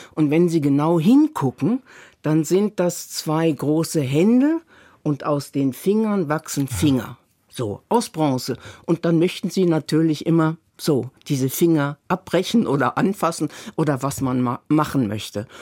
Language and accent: German; Northern Germany, Germany; ich komme ja aus Norddeutschland